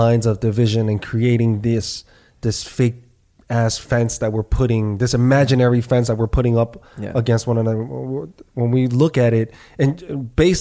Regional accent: New York City, New York, United States; It's just the neighborhood I grew up

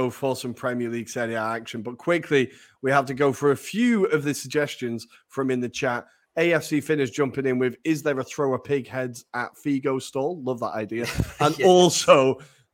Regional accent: near Blackpool, North West England, United Kingdom; I grew up near Blackpool, Pleasure Beach

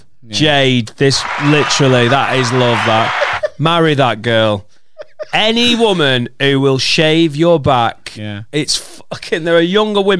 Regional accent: Liverpool, North West England, United Kingdom; Yeah, we're from Liverpool.

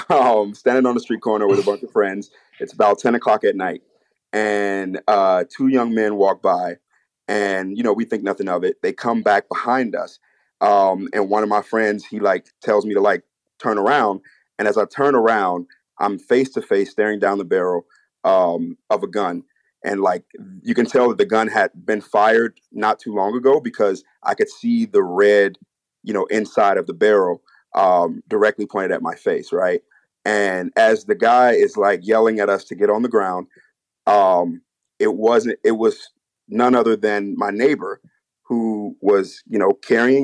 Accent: Chicago, Illinois, United States; I grew up in Chicago

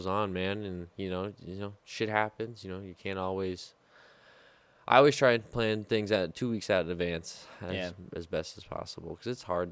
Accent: Midwest, United States; I'm from the Midwest

